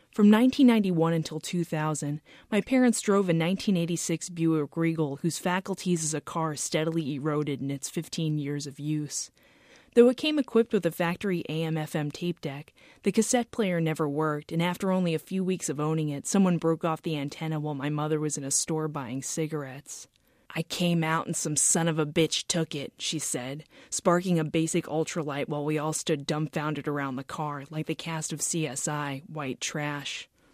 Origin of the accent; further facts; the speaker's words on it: Lake Ronkonkoma, New York, United States; moved away; Growing up in Lake Ronkonkoma